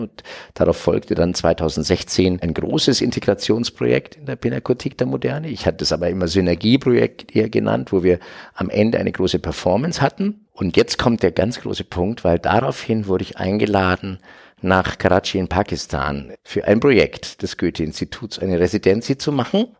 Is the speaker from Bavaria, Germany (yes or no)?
yes; Franconia, Bavaria, Germany; ich bin 69 geboren in Franken, in Bayern.